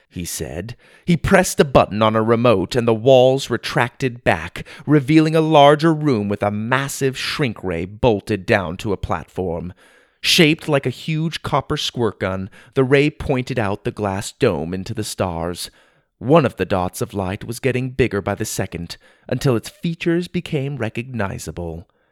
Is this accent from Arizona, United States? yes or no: yes; Gilbert, Arizona, United States; my hometown of Gilbert, Arizona, where I grew up